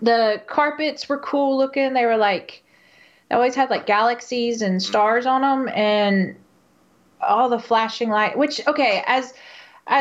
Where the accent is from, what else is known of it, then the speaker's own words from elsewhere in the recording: outside Houston, Texas, United States; moved away; I grew up right outside of Houston, which is a pretty big metro city in, in the U.S.